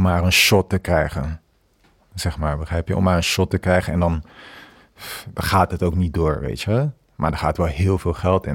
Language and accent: Dutch; Kinshasa, DR Congo; now in Netherlands; ik ben toen voor een aantal weken in Kinshasa geweest, mijn geboortestad